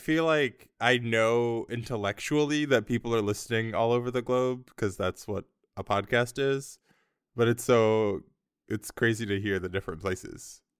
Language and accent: English; United States; Anyways, where I'm from the US. I feel like people know that I'm from the US from my accent. That's pretty obvious. But my family's Congolese, so I grew up speaking French.